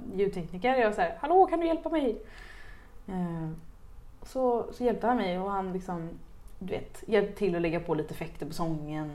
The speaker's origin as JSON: {"language": "Swedish", "town": "Uddevalla", "region": "Västra Götaland", "country": "Sweden", "said": "det är där jag kommer ifrån"}